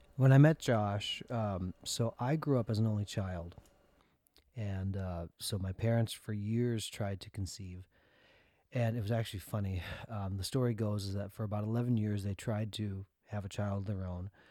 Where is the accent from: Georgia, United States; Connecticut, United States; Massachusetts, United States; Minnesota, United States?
Minnesota, United States; we grew up in Minnesota